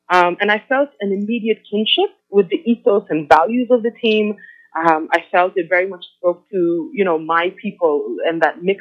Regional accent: Oman; also born or lived in Bangladesh / India; now in United States; I was born in Bangladesh. My parents were expats who lived in Oman, and so that's where I grew up.

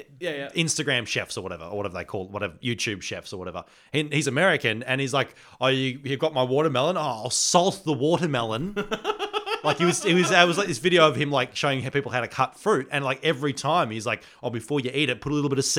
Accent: New South Wales, Australia; I came from New South Wales.

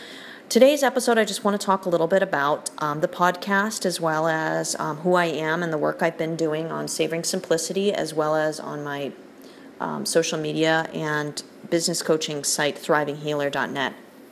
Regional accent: United Kingdom; because I am also British, despite my accent, and I still spell things with a U

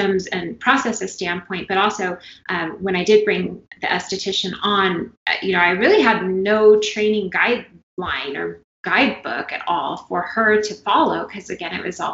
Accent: California, United States; moved away; I'm from California

